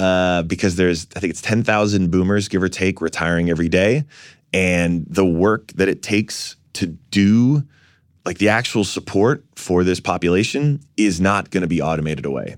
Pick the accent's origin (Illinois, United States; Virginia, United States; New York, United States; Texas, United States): New York, United States; New York City; I was born in Fort Greene